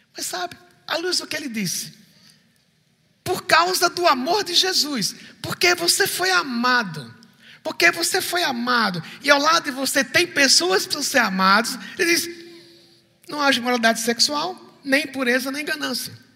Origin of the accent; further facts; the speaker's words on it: Recife, Pernambuco, Brazil; sou do Recife